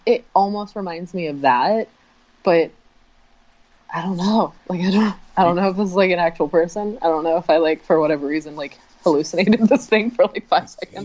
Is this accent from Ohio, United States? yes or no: no; Florida, United States; I'm from Florida